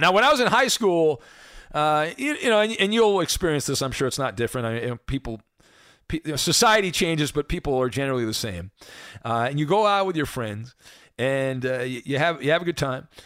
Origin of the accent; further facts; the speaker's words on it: Orange County, California, United States; I grew up in Orange County